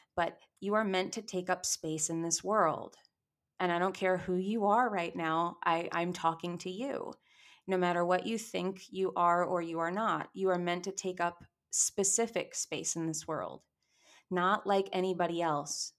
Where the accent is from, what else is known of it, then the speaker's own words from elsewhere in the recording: New York, United States; I grew up in New York, I was acting in New York